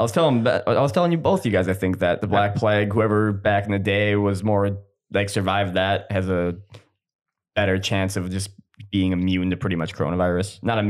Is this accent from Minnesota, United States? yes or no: yes; Minnesota, United States; accent: Minnesotan